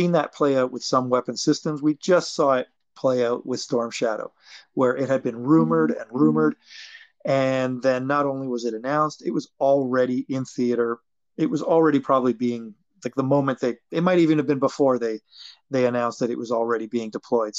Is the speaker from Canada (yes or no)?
yes; Canada; I'm Canadian.